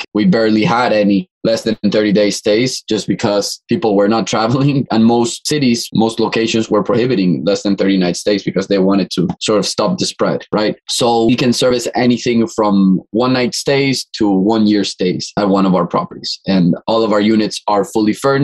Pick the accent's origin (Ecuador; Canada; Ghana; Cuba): Ecuador; moved away as an adult; also born or lived in Boston, United States; now in Miami, United States; I'm originally from Ecuador. I've been in Miami for around 7 to 8 years now